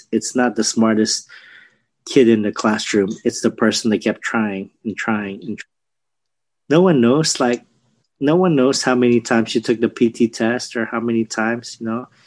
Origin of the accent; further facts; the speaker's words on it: Philippines; I'll relate it to the Filipino dish because uh, we're Filipino